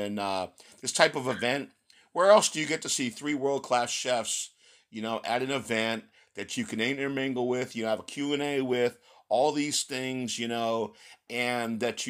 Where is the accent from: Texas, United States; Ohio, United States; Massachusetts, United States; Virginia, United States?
Texas, United States; Hey, look, you know, I'm from Texas originally, man.